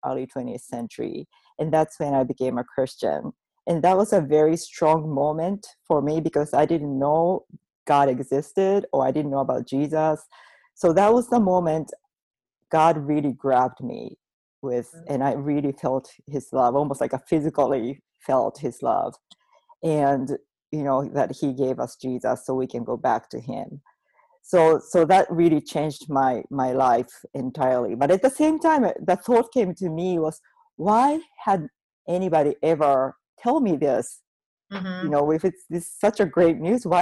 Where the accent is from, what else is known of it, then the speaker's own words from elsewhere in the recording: Japan; moved away as an adult; I grew up in Japan in a Buddhist/Shintoism family